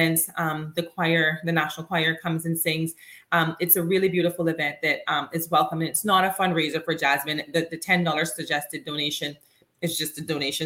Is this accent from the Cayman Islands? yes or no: yes; Cayman Islands; growing up in the Cayman Islands and knowing a lot of people here